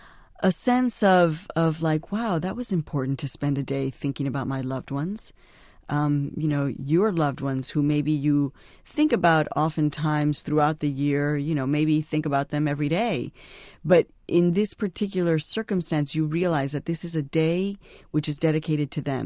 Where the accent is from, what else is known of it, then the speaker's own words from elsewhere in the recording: Chicago, Illinois, United States; now in New York, United States; And I had been growing up in Chicago, so there never really was a place for me to go.